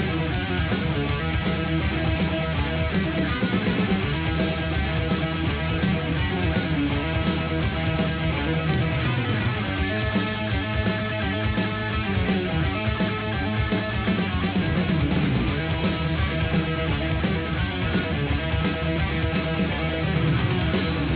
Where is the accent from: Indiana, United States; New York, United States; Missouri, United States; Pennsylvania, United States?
New York, United States; the great state of New York, my home state